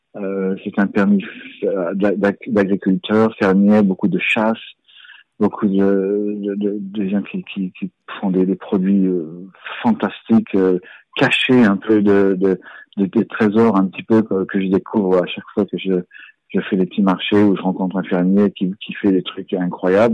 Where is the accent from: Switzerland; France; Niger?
France; Strasbourg, Grand Est; moved away as an adult; now in England, United Kingdom; je suis né à, je suis né à Strasbourg